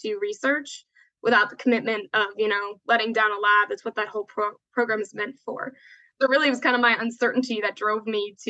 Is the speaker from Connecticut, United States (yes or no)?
no; New York, United States; moved away as an adult; now in Atlanta, United States; I'm from New York originally, moved to Georgia to come to school.